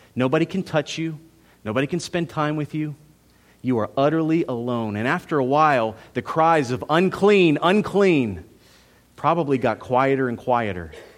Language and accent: English; United States; As an American in two thousand sixteen